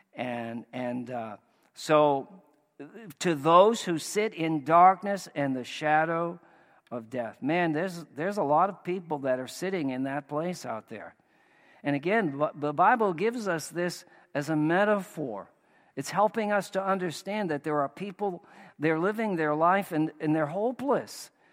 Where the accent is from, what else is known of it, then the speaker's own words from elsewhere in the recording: Maine, United States; moved away; we're from Maine